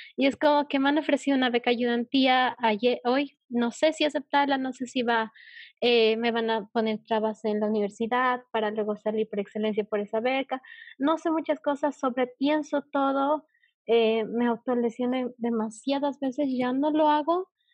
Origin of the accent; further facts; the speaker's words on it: Bolivia; yo eh, de Bolivia